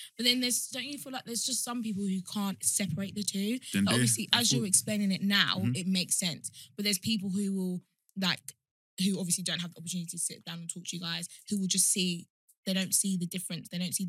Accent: Kent, South East England, United Kingdom; growing up in Kent, I didn't really have any black friends.

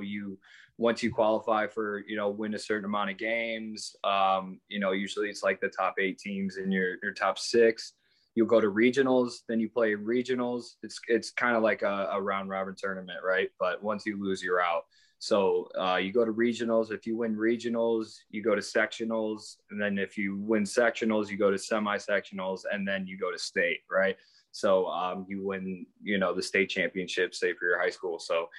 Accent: Midwest, United States; I'm from the Midwest, so we're all about fundamentals.

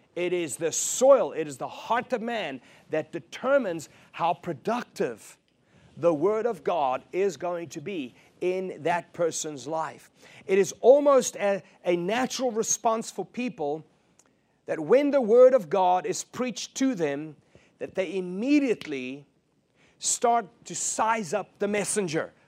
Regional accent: South Africa; moved away; I was raised in South Africa

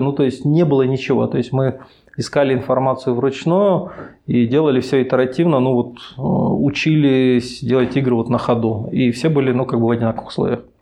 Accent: Chelyabinsk, Chelyabinsk Oblast, Russia; moved away as an adult; now in Minsk, Belarus; Я сам из Челябинска

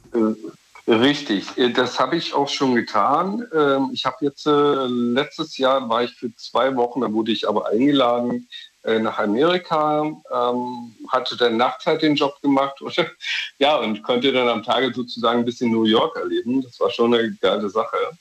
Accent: Dresden, Saxony, Germany; now in Berlin, Germany; ich ziehe von Berlin nach Dresden, in meine Geburtsstadt

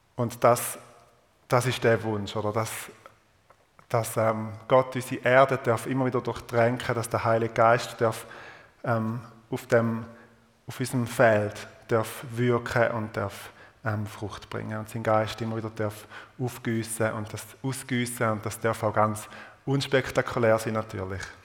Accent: Eastern Switzerland, Switzerland; accent: Eastern Swiss German dialect; in meinem Ostschweizer Dialekt

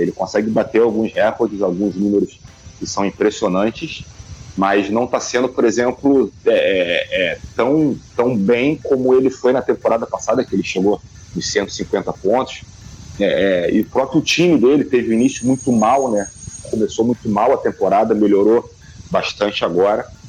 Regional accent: Rio de Janeiro, Brazil; moved away as an adult; now in Manaus, Brazil; sou do Rio de Janeiro, mas eu estou em Manaus, cara. Tô morando um ano

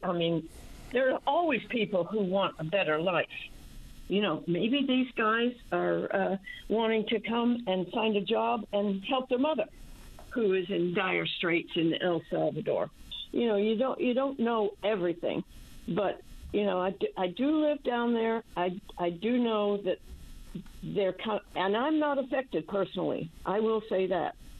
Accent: New Brunswick, Canada; also born or lived in St. John's, Newfoundland; now in San Antonio, United States; born in New Brunswick, but I lived in St. John's

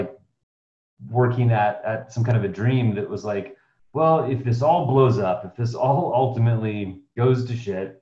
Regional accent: Seattle, Washington, United States; I was born in the Pacific Northwest in Seattle, Washington, and grew up there as well.

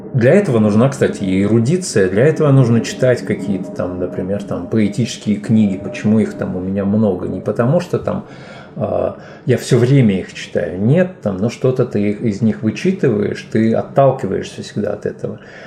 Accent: Fergana, Fergana Region, Uzbekistan; first language Tajik; Russian is a second language; also born or lived in Rishtan, Uzbekistan / Saint Petersburg, Russia; now in Finland; уехала с этого маленького городка, в котором я родился, Риштан, в областной центр Фергану. И там уже, соответственно, я попал в детский сад

